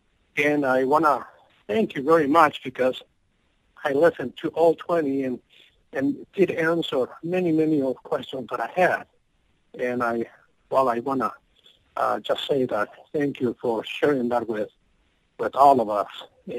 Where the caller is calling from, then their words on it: Maple Grove, Minnesota, United States; I'm calling from Minnesota, Maple Grove.